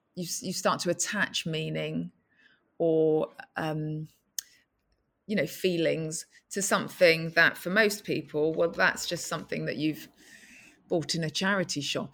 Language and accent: English; London, United Kingdom; when I was a child growing up in East London